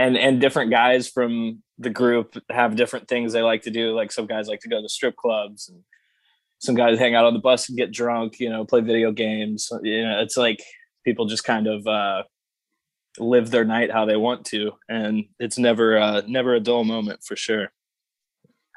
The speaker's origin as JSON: {"language": "English", "town": "Nashville", "region": "Tennessee", "country": "United States", "tie": "born or raised there", "moved": "as an adult", "lives_now": "Indiana, United States", "said": "that's my hometown"}